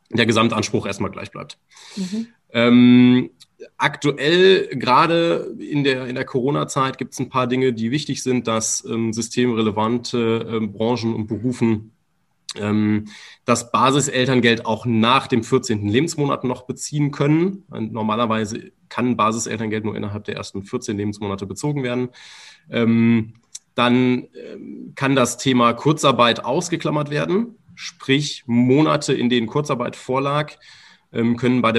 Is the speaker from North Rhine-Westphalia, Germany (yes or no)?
yes; Remscheid, North Rhine-Westphalia, Germany; weil wir hauptsächlich äh, hier in NRW, also wir kommen selber aus Remscheid, ähm, vor Ort tätig waren